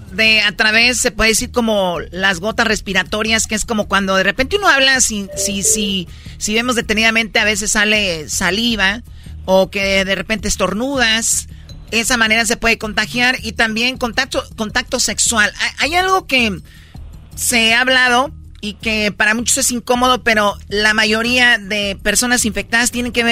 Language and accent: Spanish; Michoacán, Mexico; como yo soy de Michoacán y nos gusta tomar